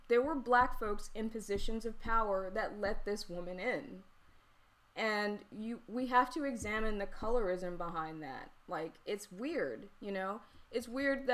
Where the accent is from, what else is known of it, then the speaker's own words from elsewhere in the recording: the South, United States; I'm from the South.